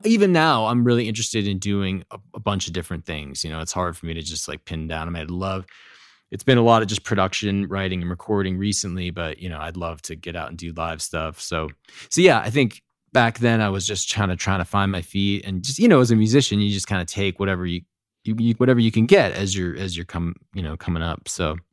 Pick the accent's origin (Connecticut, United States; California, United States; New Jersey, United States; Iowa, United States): Connecticut, United States; Fairfield County; moved away as an adult; also born or lived in New York City; I grew up in Connecticut, uh, like, Fairfield County.